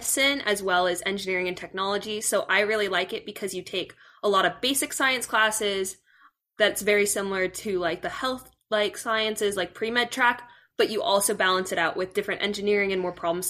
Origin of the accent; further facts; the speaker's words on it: Yorba Linda, California, United States; I'm from Yorba Linda, California